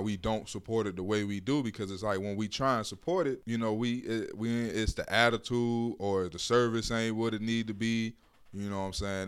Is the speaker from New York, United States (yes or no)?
no; Miami, Florida, United States; I grew up in Miami. I'm from Miami